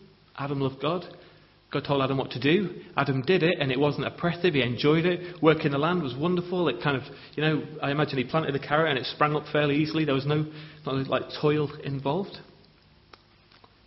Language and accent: English; England, United Kingdom; as English people